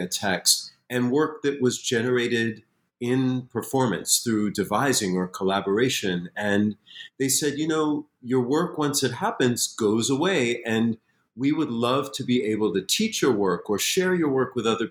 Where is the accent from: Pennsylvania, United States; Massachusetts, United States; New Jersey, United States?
Massachusetts, United States; Springfield; I grew up in Springfield, Massachusetts